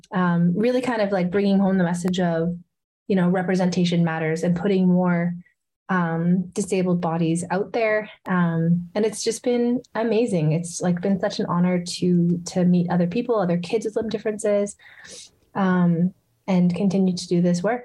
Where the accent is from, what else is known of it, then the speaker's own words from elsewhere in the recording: Edmonton, Alberta, Canada; here in my hometown of edmonton